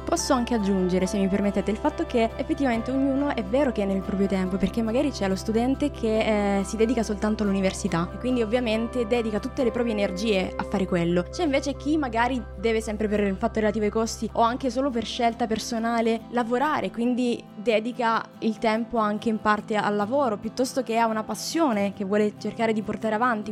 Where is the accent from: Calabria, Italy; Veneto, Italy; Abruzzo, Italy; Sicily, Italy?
Calabria, Italy; moved away as an adult; now in Pisa, Italy; sono calabrese, però mi sono trasferita quando ho finito le scuole superiori a Pisa in Toscana